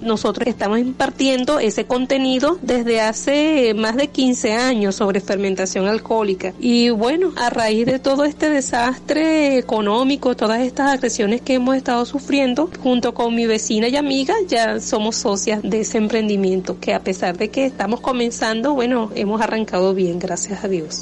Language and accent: Spanish; Aragua, Venezuela; now in Valle de la Pascua, Venezuela; yo soy de Aragua, ¿no? Y pero ya tengo 20 años aquí en, en el estado Guárico en Valle de la Pascua.